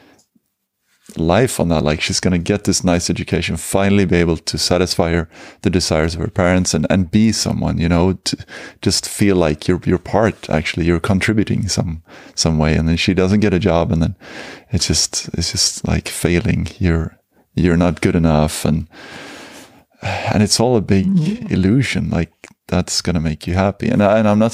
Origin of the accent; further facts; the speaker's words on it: Sweden; I'm as well.